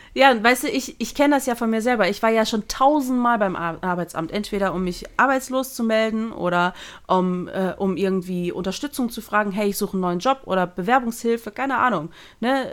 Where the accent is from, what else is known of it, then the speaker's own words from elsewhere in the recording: Germany; also born or lived in Netherlands; ich bin ja gebürtige Niederländerin. Ich bin mit anderthalb Jahren nach Deutschland gezogen